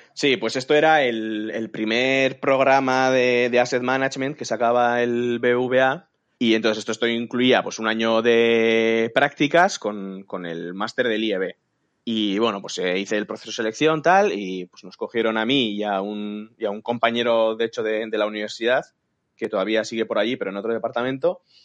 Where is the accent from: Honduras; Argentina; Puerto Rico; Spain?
Spain; San Sebastián, Basque Country; moved away; yo soy de San Sebastián y yo quería volver a casa.